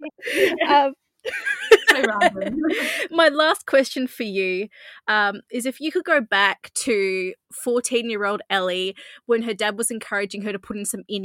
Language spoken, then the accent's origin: English; Australia; I'm from Australia